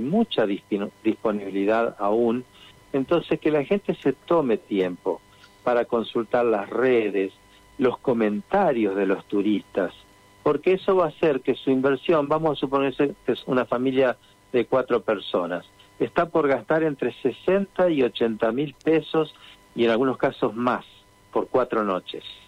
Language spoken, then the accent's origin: Spanish; Santa Fe, Argentina; en caso de mi familia hace ya 28 años, me preguntaban, pero ¿qué va a hacer alguien en Santa Fe?